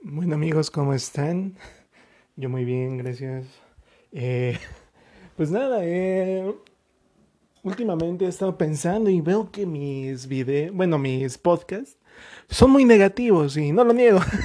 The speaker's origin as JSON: {"language": "Spanish", "country": "Mexico", "tie": "born or raised there", "said": "yo en lo personal me siento orgulloso de haber crecido en México a pesar de todas las cosas que se viven aquí"}